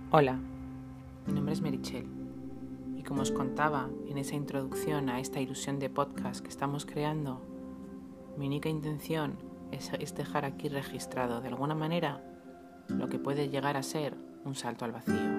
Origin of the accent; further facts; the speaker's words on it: Madrid, Community of Madrid, Spain; moved away as an adult; now in Almería, Spain; Yo soy madrileña, nací allí, allí crecí, estudié, empecé a trabajar